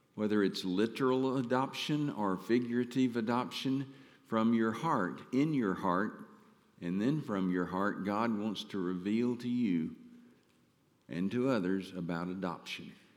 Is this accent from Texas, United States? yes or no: yes; Mount Pleasant, Texas, United States; moved away as an adult; I'm from Mount Pleasant